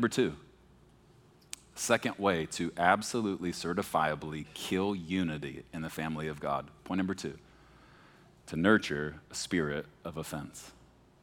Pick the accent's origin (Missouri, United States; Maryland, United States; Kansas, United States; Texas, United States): Texas, United States; Beaumont; moved away; When I was young, I grew up in Texas. And I mean, like, deep in the South, when I was a baby, Beaumont, Texas, outside of Houston